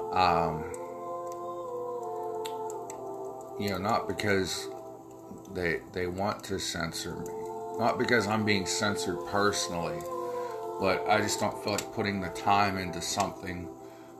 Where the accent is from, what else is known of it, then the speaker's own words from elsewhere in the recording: United States; as an American